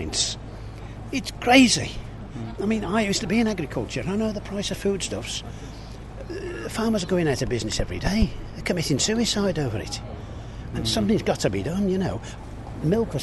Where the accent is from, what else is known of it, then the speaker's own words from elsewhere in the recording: Birmingham, West Midlands, United Kingdom; I was born here